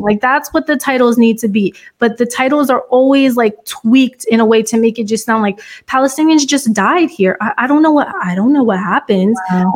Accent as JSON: {"language": "English", "country": "United States", "said": "as an American, as an African American"}